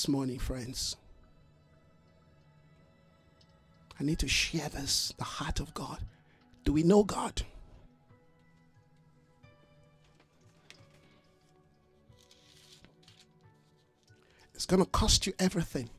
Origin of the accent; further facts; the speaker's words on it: Nigeria; I'm a Nigerian, but I am not of Nigeria